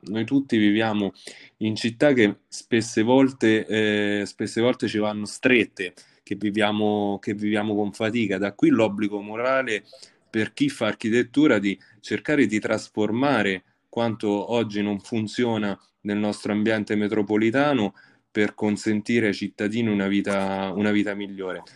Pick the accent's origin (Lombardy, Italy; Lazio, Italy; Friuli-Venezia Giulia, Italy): Lazio, Italy; Valentano; il più giovane sindaco della storia del mio paese